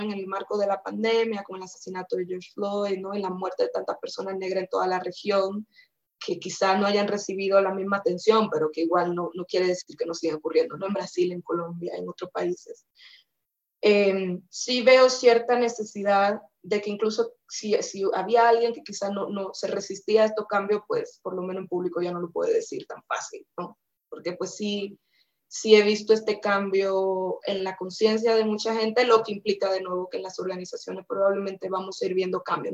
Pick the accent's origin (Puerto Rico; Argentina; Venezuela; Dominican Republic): Dominican Republic; moved away as an adult; also born or lived in Costa Rica / United Kingdom; now in Mexico; por ser dominicana